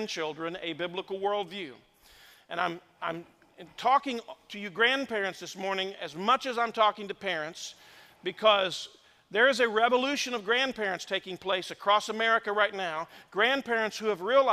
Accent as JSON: {"language": "English", "region": "Indiana", "country": "United States", "tie": "born or raised there", "also_born_or_lived": "Madison, Indiana / New Albany, Indiana", "moved": "as an adult", "said": "I was born and raised in the state of Indiana. I've been gone now for 33 years"}